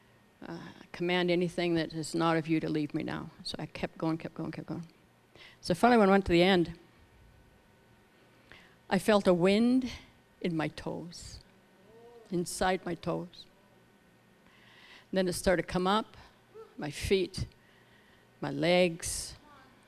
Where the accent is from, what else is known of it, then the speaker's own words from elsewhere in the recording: Scotland, United Kingdom; we're both Scottish